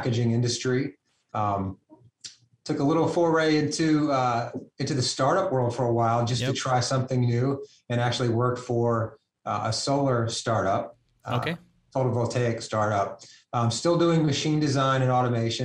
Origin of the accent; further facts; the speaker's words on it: Louisiana, United States; moved away; originally, I'm from Louisiana